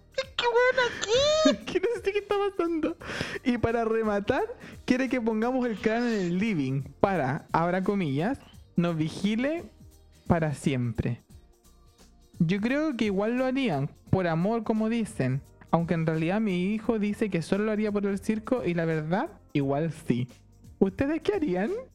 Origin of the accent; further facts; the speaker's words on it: Santiago, Santiago Metropolitan Region, Chile; yo estudié en uno de, no voy a decir en cuál, pero en uno de los colegios de Don Bosco de Santiago, de los salesianos